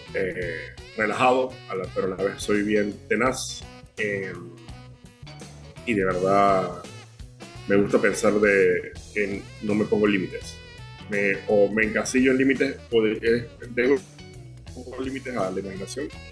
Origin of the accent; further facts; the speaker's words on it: Panama; acá en Panamá somos bien unidos